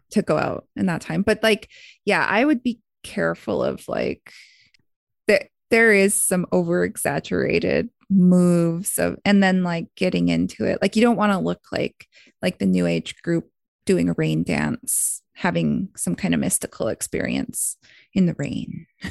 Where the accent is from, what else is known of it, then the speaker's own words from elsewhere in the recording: Blood Tribe, Alberta, Canada; my hometown, Blood Tribe